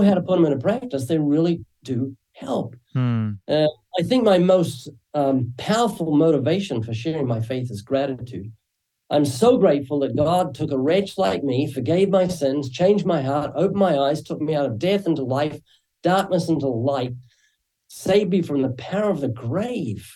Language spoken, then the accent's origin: English; New Zealand; moved away as an adult; now in Southern California, United States; you might find a slight accent when I speak. That's because I'm originally from New Zealand